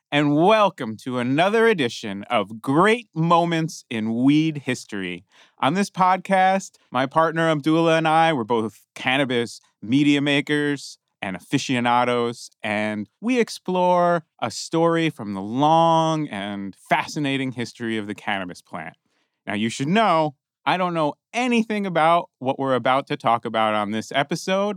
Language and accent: English; New Jersey, United States; now in California, United States; I grew up in New Jersey, but I've been in California a long time